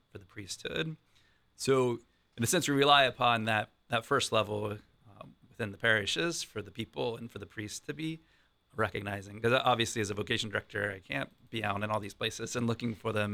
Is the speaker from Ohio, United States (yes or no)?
yes; Columbus, Ohio, United States; I've been in Columbus most of my life